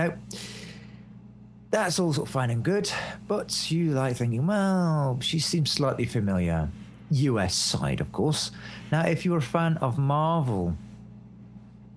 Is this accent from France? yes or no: no; Scotland, United Kingdom; moved away; also born or lived in Blackpool; I'm a Scotsman, but I've been all over the place. Typical Scotsman, start off in Scotland, just keep wandering.